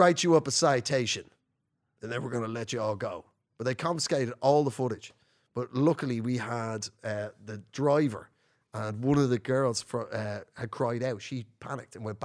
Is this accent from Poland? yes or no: no; Ireland; also born or lived in North London; now in London, United Kingdom; I'm an Irish comedian